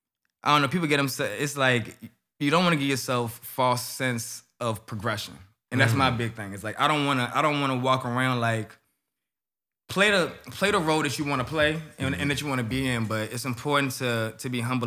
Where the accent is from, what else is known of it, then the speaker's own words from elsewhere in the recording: Atlanta, Georgia, United States; that's where I'm from. For sure.